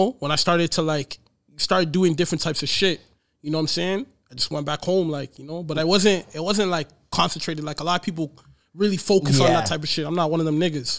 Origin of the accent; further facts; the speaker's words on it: Courtice, Ontario, Canada; I'm from a little town. Like, I'm from Curtis.